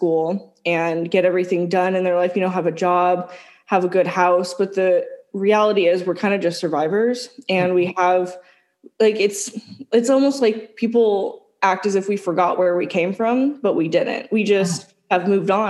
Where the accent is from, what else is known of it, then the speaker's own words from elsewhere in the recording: California, United States; we are from California.